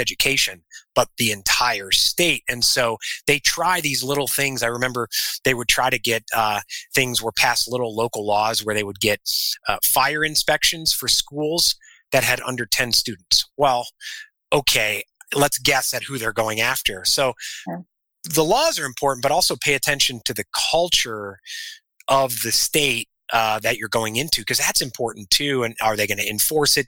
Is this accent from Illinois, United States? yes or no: yes; Illinois, United States; moved away as an adult; also born or lived in South Carolina; now in Arizona, United States; we're originally from Illinois